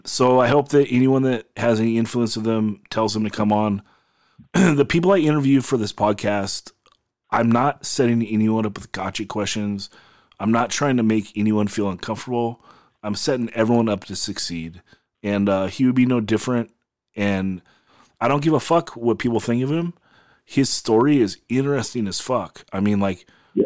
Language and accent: English; Oxnard, California, United States; We're all from Nard. We all went to Nard High